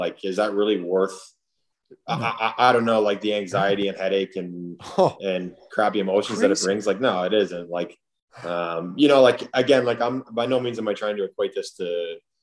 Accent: Ottawa, Ontario, Canada; moved away as an adult; now in Nashville, United States; playing for my hometown team that I was always a fan

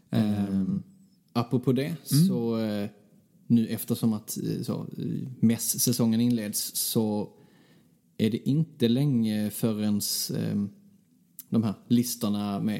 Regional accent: Skåne, Sweden; accent: Scanian; Förlåt för min skånska.

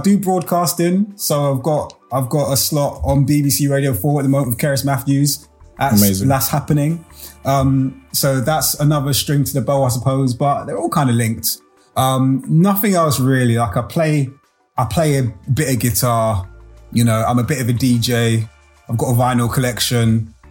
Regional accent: London, United Kingdom; I grew up in Brixton

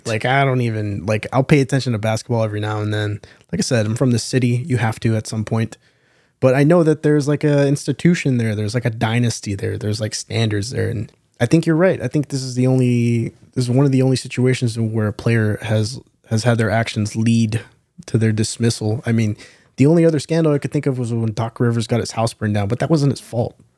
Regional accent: San Antonio, Texas, United States; born and raised in San Antonio

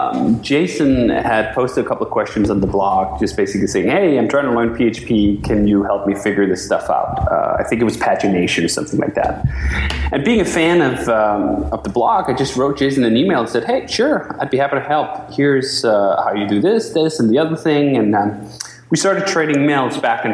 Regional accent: Denmark; moved away as an adult; now in United States; I'm from Denmark originally. I moved to the U.S. in 2005

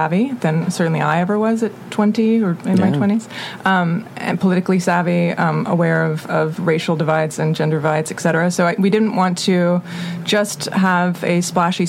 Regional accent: Atlanta, Georgia, United States; I'm from Atlanta, so I grew up with, you know, basically in Buckhead or Sandy Springs

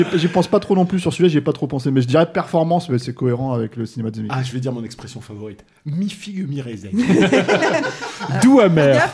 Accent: France; chez nous en France

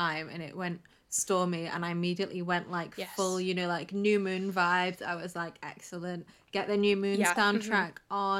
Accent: England, United Kingdom; we're English.

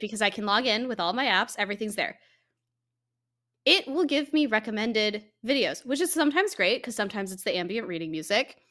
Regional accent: Colorado, United States; I grew up in Colorado

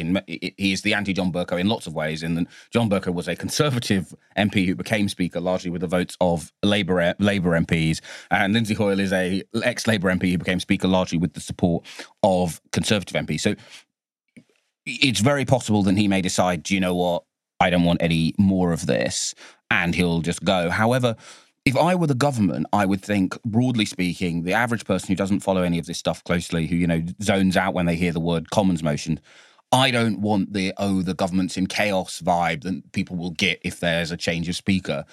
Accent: London, United Kingdom; my hometown of Bow, where I was born

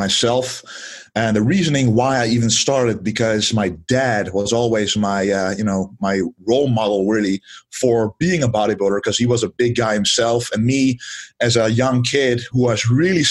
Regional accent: southern Netherlands, Netherlands; I am from the Netherlands, from the southern part of the Netherlands, actually. I've been there all my life now, 26

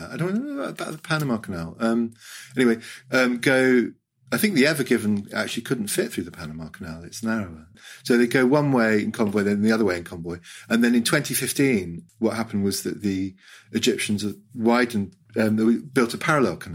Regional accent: Hong Kong; I grew up in Hong Kong, and in 1967 we were do a holiday.

